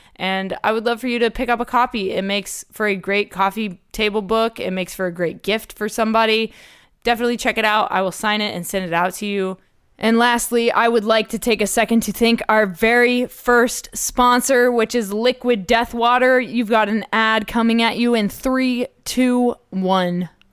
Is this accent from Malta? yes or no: no; Dubai, United Arab Emirates; moved away; I grew up in Dubai